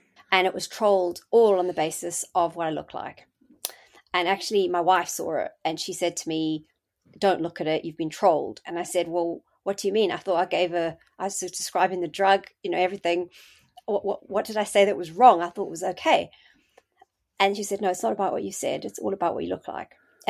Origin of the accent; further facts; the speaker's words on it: South Africa; moved away as an adult; now in United Kingdom; I came to the UK from South Africa, and I did my SHO year in 1998, started becoming a registrar in 99.